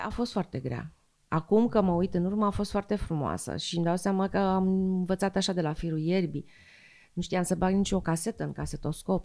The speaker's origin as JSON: {"language": "Romanian", "town": "Slobozia", "region": "Ialomița County", "country": "Romania", "tie": "born or raised there", "said": "copilăria mea din Slobozia, în Bărăgan"}